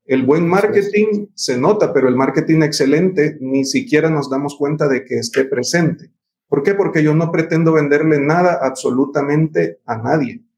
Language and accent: Spanish; Honduras; los profesionales hondureños